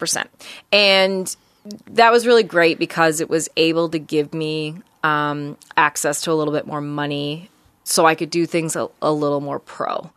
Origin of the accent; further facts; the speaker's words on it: Deer Lake, Newfoundland and Labrador, Canada; now in Halifax, Canada; my household growing up in Newfoundland was pretty busy.